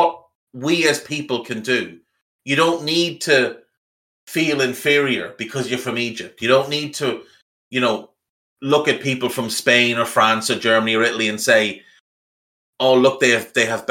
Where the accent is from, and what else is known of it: Ireland